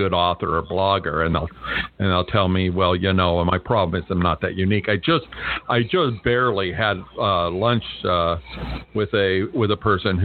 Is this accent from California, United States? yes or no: yes; California, United States; now in Las Vegas, United States; I grew up in California. I live in Las Vegas right now